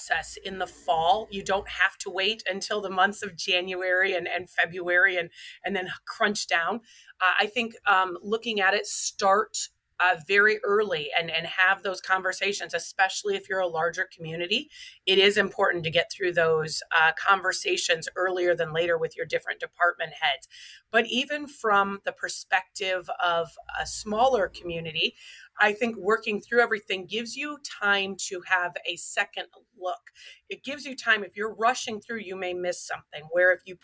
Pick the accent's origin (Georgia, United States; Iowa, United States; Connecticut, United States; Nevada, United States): Iowa, United States; Waterloo; So I grew up right here in Waterloo, Iowa. I am a born and raised Iowa girl.